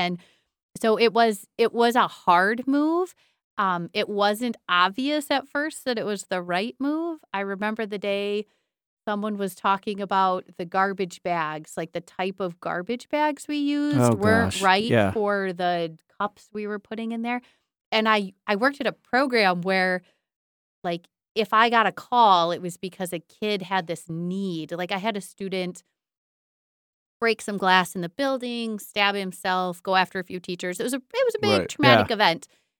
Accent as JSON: {"language": "English", "town": "Buckley", "region": "Michigan", "country": "United States", "said": "But the changeover wasn't obvious to me that coming back to Buckley just because I'm from Buckley meant that I was the right person."}